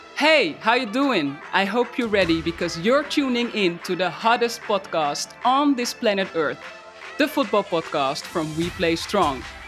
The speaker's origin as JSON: {"language": "English", "country": "Netherlands", "said": "my home country, the Netherlands"}